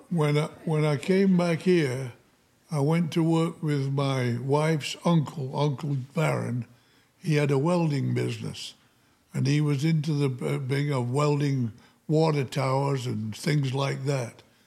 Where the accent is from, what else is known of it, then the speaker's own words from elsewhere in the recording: Upton, Yorkshire and the Humber, United Kingdom; moved away as an adult; also born or lived in Featherstone, Yorkshire, England; now in United States; I started in a little coal mining village called Featherstone in Yorkshire, England. And then when we were, when I was five years old, we moved to another little um, mining town called